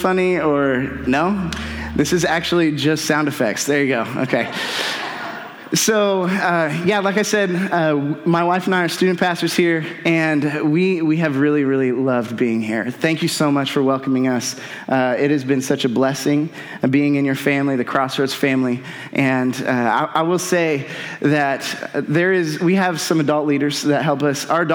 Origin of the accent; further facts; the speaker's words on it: North Central Indiana, United States; now in Avon, United States; I'm from North Central Indiana